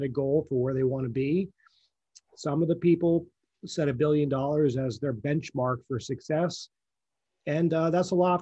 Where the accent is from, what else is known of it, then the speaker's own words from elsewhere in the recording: Pennsylvania, United States; moved away as an adult; now in Manhattan Beach, United States; I grew up in Pennsylvania